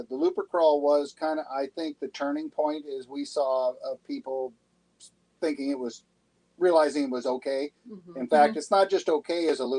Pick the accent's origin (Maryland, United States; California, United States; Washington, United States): Washington, United States; San Juan Islands and the Puget Sound; moved away; also born or lived in Florida; We're from Washington State originally, and what you find in Georgia Bay for me and North Channel, it's beautiful, but it's rocks and trees, and I grew up with that in the San Juan Islands and the Puget Sound, and it was like, this is like being home, you know?